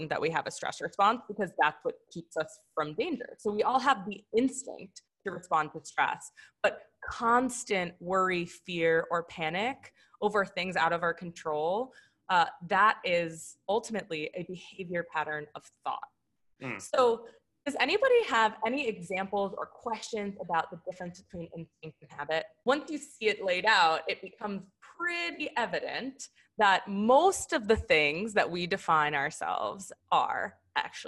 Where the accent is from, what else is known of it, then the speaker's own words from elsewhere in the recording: Philadelphia, Pennsylvania, United States; we're from Philly